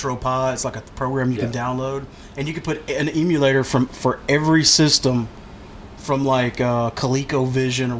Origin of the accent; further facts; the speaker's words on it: Smithville, United States; I grew up in Smithville, a town of like less than 1,000 people